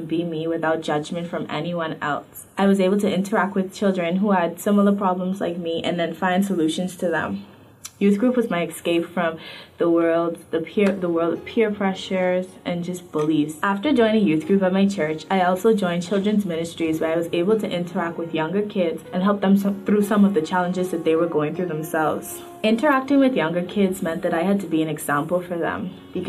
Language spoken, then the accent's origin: English; Bahamas; I am 15 years old, and I grew up in the Bahamas.